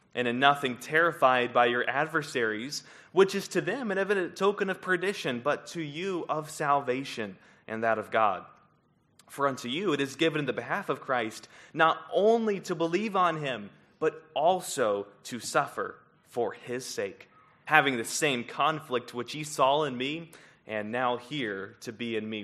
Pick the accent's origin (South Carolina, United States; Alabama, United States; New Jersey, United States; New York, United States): South Carolina, United States; Columbia; moved away; I grew up in Columbia, South Carolina